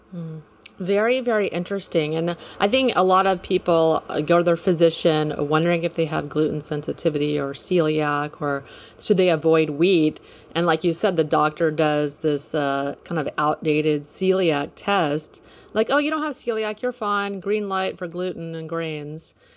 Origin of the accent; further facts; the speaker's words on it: Houston, Texas, United States; I'm from Houston too